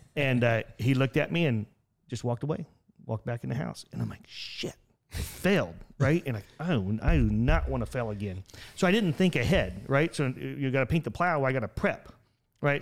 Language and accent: English; Buck Creek, Indiana, United States; I grew up in a town called Buck Creek, Indiana